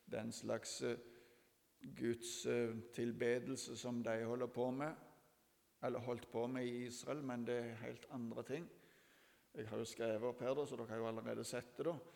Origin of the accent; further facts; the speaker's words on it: Ethiopia; jeg har vokst opp i Etiopia.